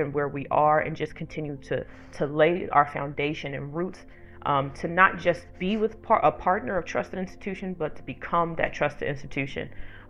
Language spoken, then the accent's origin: English; Philadelphia, Pennsylvania, United States; now in Washington, D.C., United States; I would love for Groundswell to go back to my hometown of Philly.